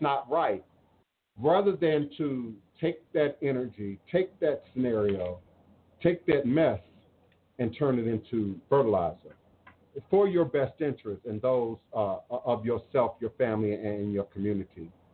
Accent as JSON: {"language": "English", "country": "United States", "said": "I am more American than the Patriots"}